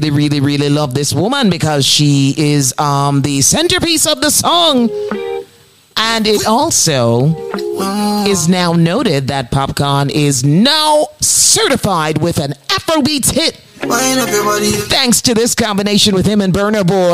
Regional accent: Jamaica; now in New York City, United States

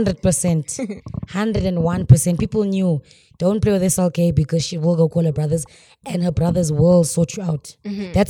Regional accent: Cape Town, Western Cape, South Africa; first language Xhosa; English is a second language; also born or lived in Mthatha, Eastern Cape; So I was born in Eastern Cape, but bred in Cape Town.

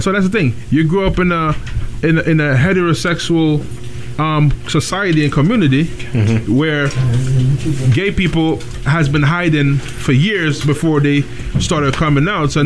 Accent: Jamaica; being Jamaican

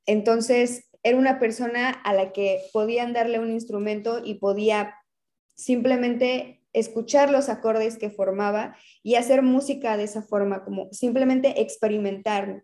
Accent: Mérida, Yucatán, Mexico; also born or lived in Cuernavaca; realmente he crecido en Mérida

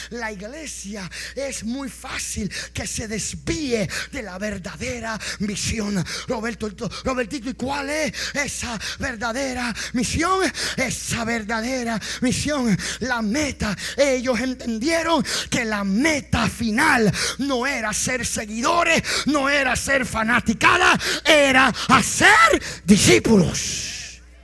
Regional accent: Puerto Rico; Y más si somos puertorriqueños.

